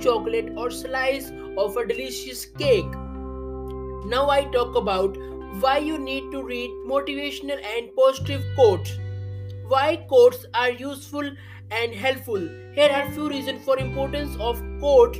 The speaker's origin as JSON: {"language": "English", "country": "India", "said": "I am from India."}